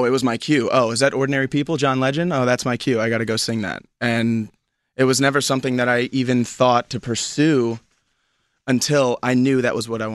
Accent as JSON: {"language": "English", "town": "Fort Lauderdale", "region": "Florida", "country": "United States", "tie": "born or raised there", "lives_now": "Orlando, United States", "said": "I grew up in Fort Lauderdale. South Florida boy"}